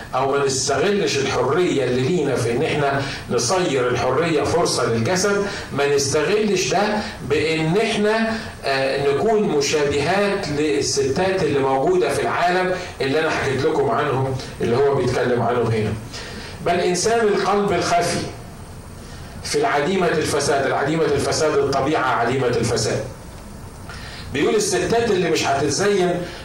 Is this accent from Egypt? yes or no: yes; Egypt; عندنا في مصر